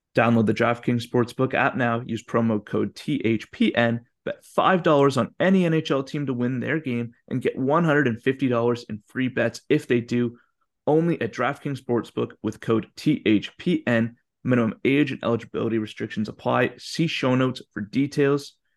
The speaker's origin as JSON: {"language": "English", "town": "Calgary", "region": "Alberta", "country": "Canada", "moved": "yes", "said": "I'm from Calgary"}